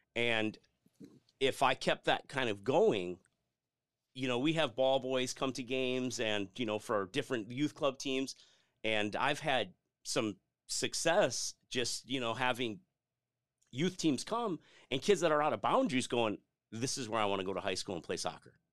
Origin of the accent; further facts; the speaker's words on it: Lombard, Illinois, United States; moved away as an adult; also born or lived in DeKalb, Illinois; now in Arizona, United States; I grew up just outside Chicago in a town called Lombard.